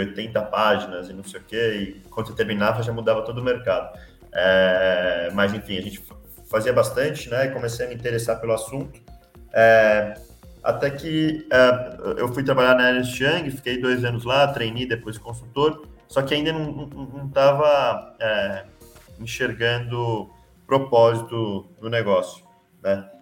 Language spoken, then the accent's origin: Portuguese; São Paulo, Brazil; moved away as an adult; also born or lived in Rio de Janeiro; sou de São Paulo, fui fazer engenharia de produção